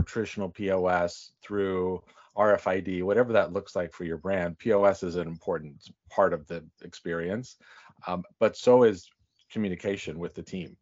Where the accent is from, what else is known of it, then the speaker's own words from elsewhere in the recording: Northern California, United States; moved away; also born or lived in New York City; I'm from Northern California